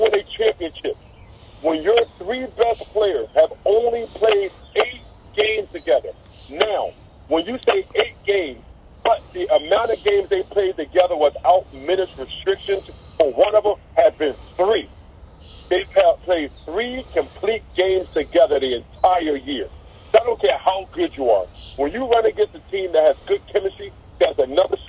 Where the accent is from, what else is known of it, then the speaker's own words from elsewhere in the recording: Philadelphia, Pennsylvania, United States; I'm born and raised in Philadelphia